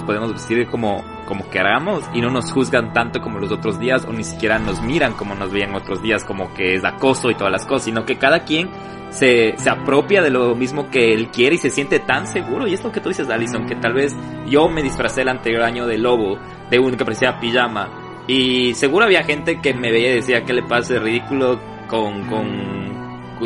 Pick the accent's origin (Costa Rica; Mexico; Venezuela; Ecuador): Ecuador; now in United States; todos estamos orgullosos de ser ecuatoriano y cuando migras todavía te sientes más orgulloso de ser ecuatoriano